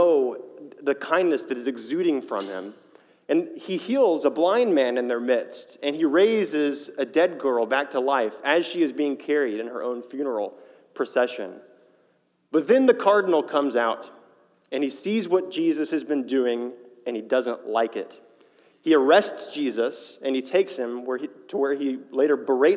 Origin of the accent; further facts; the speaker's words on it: Fayetteville, United States; moved away as an adult; also born or lived in Chicago; I grew up in Fayetteville, but for the past 5 years, I've been living in Chicago